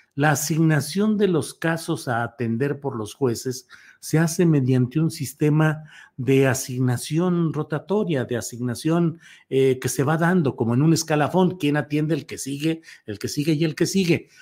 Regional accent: Torreón, Coahuila, Mexico; Torreón, mi tierra natal, Torreón, Coahuila.

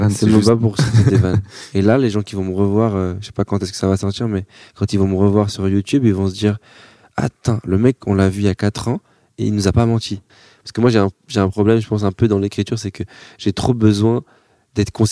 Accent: Bordeaux, Nouvelle-Aquitaine, France; Eh, moi, je viens de Bordeaux. J'ai fait 10 heures de route, j'ai pris un bus, un train.

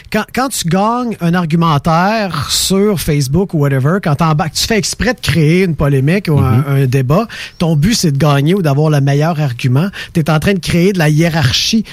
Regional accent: Quebec, Canada; accent: Québécois; notre accent

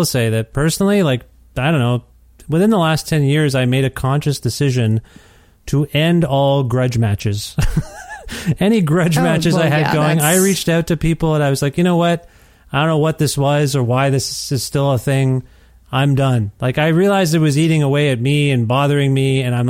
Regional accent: Ontario, Canada; I kind of know why we moved from Ontario to Alberta on some level, but I haven't really unpacked it totally.

